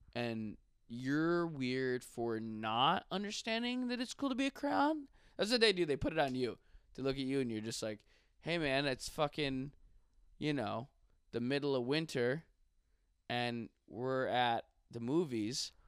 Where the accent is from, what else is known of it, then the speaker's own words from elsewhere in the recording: Buffalo, New York, United States; I love Buffalo and I love everybody from there